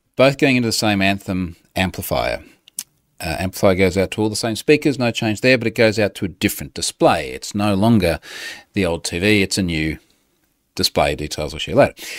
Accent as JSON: {"language": "English", "country": "Australia", "said": "I'm an Australian"}